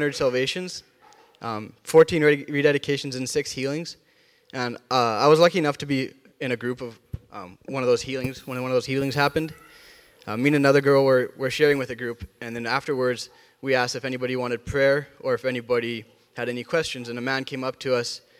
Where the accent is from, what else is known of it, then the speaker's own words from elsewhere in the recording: Rosenort, Manitoba, Canada; where I grew up in Rosenort, I loved it.